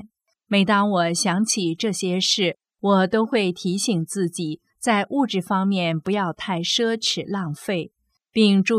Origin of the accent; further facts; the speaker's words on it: Taiwan; 我赶紧说：“师傅，我是台湾来的。”